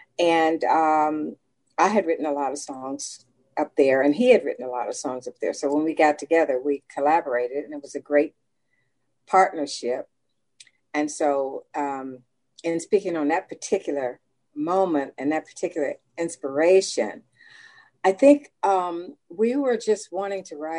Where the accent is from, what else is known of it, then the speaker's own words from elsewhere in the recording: Washington, District of Columbia, United States; born there; I was born in Washington, D.C.